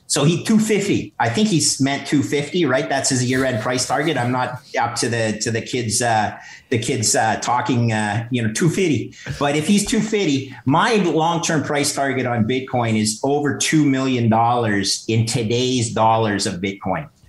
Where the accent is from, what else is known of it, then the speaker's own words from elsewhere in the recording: Canada; as a Canadian